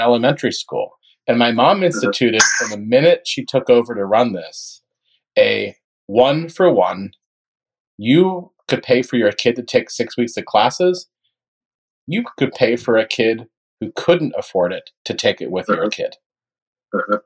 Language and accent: English; Gainesville, Florida, United States; my hometown of Gainesville, Florida.